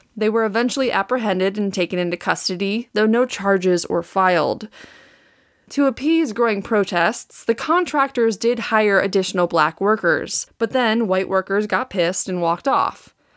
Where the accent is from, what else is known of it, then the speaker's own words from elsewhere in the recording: Wisconsin, United States; accent: Wisconsin; moved away as an adult; also born or lived in Saint Louis; Wisconsin, which is where I'm from